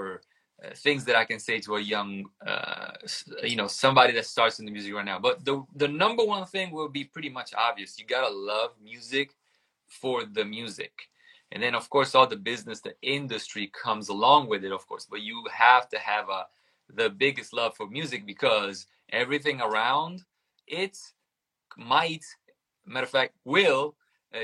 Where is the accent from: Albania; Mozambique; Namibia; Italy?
Italy; English is a second language; moved away; I grew up in Italy